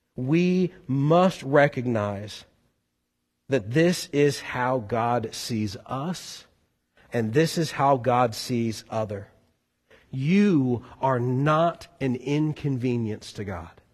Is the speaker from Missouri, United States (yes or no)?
yes; Boone County, Missouri, United States; now in Kentucky, United States; As a Missouri boy moving to this area, never did I really like talk up that I was from Boone County, Missouri.